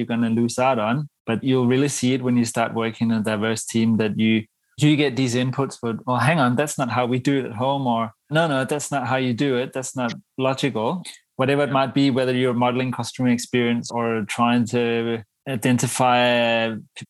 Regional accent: Denmark; now in Australia; I'm actually from Denmark

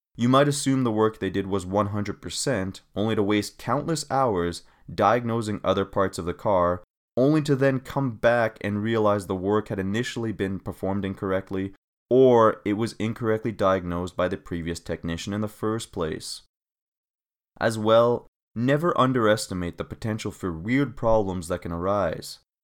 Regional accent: Canada; moved away as an adult; also born or lived in Australia; my home country, Canada

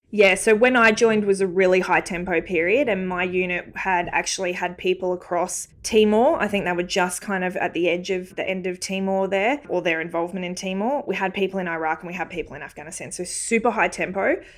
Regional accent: Brisbane, Queensland, Australia; I'm actually Brisbane born and bred

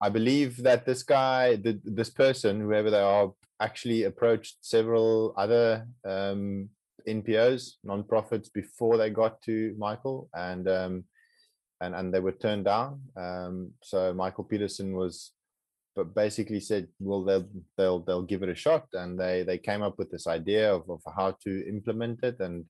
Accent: South Africa; first language Afrikaans; English is a second language; Afrikaans is my mother language

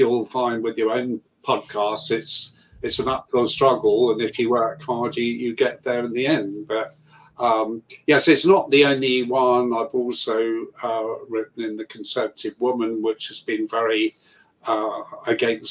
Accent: Guernsey; moved away as an adult; now in United Kingdom; I'm originally from Guernsey

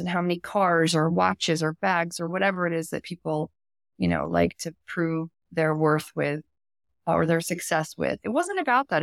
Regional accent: the Hamptons, New York, United States; moved away as an adult; now in Paris, France; I grew up in New York, in the Hamptons, which is a very wealthy area of America

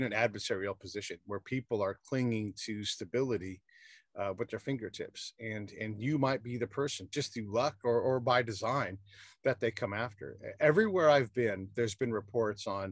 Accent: Northern California, United States; I'm from Northern California. We say the word hella a lot

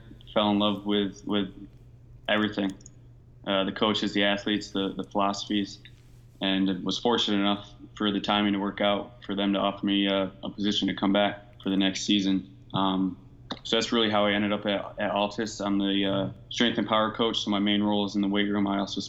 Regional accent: Michigan, United States; moved away as an adult; now in Arizona, United States; I'm from Michigan originally

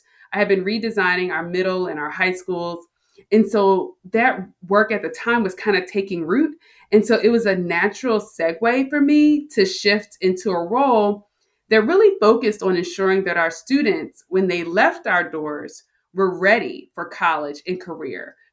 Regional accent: Philadelphia, Pennsylvania, United States; I grew up in Philly, a working class neighborhood in Philadelphia

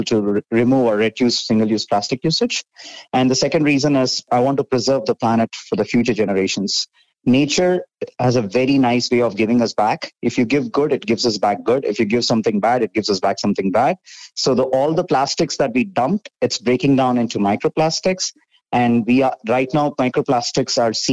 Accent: India; I was born and brought up in India

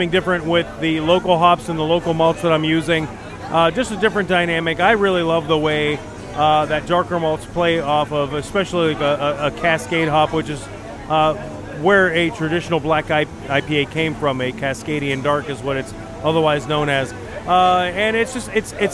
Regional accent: Youngstown, Ohio, United States; now in Lorain, United States; I'm from Youngstown.

